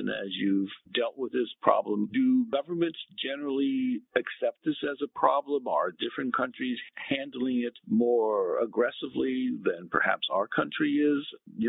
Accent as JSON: {"language": "English", "region": "Ohio", "country": "United States", "tie": "born or raised there", "said": "I grew up in Ohio, and I recall, a small town farm boy in many ways"}